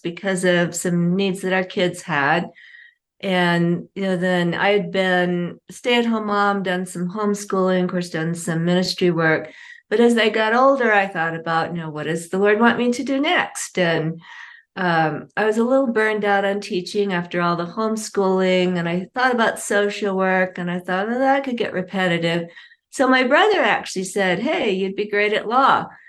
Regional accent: Indonesia; Well, I grew up in Indonesia. My parents were doing work with an unreached people group

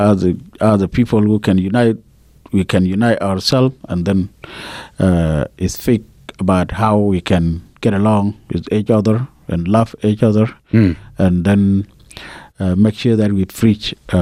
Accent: Unity, South Sudan; So the oil comes from Afrinal region, where I come from. Also, my county, where I come from Lungshu County, it has oil, many oil well.

